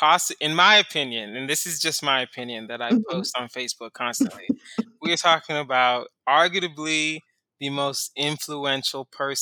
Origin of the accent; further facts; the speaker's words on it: Houston, Texas, United States; now in Los Angeles, United States; I'm from Houston, so the heat doesn't really affect me.